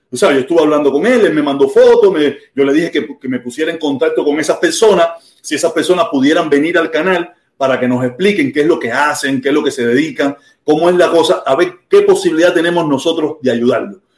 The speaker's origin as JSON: {"language": "Spanish", "region": "Havana", "country": "Cuba", "said": "Yo soy de La Habana, caballero. Esto no, no, que sea del campo es problema de ellos, yo no tengo culpa de eso."}